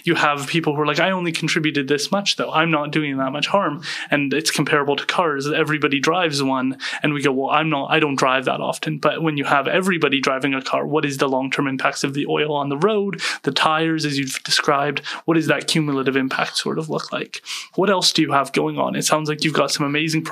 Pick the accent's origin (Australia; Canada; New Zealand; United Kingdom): Canada; British Columbia; us as British Columbians